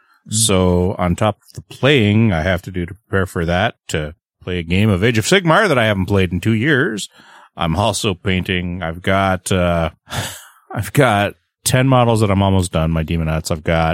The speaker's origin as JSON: {"language": "English", "country": "Canada", "said": "I'm the Canadian."}